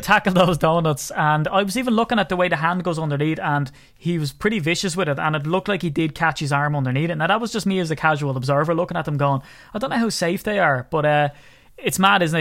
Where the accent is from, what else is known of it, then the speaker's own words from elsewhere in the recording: Ireland; a little old Irishman